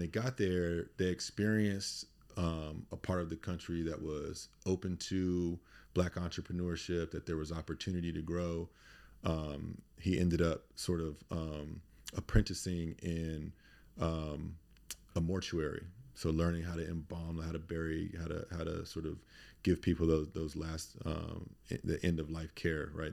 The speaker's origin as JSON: {"language": "English", "town": "Durham", "region": "North Carolina", "country": "United States", "tie": "born or raised there", "also_born_or_lived": "Indianapolis", "moved": "as an adult", "lives_now": "Baltimore, United States", "said": "so I'm originally from Durham, North Carolina. grew up there in the eighties and nineties."}